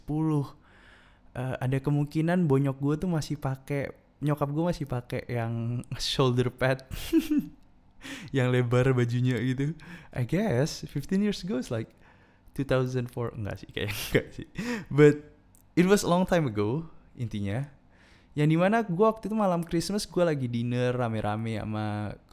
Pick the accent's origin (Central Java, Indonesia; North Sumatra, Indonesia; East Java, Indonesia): East Java, Indonesia; gue kasih pandangan tentang hal ini di daerah gue di daerah gue di Madura ini majority of the people are Muslim kan